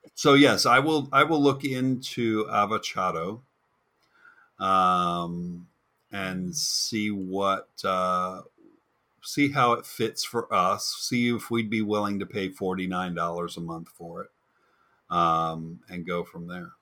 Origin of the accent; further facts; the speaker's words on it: Florida, United States; also born or lived in New Jersey; I'm a Florida boy, but I was born in New Jersey and stayed there for six months.